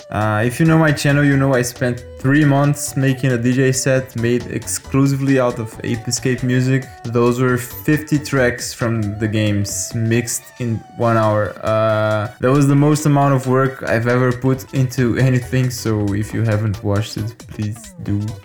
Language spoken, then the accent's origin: English; Brazil; my home country of Brazil